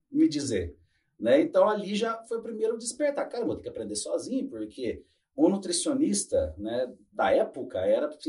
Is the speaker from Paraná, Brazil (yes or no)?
yes; Nova Fátima, Paraná, Brazil; born there; also born or lived in Cornélio Procópio / Londrina; Então, eu nasci em Nova Fátima, já fui para Cornélio Procópio, depois já fui parar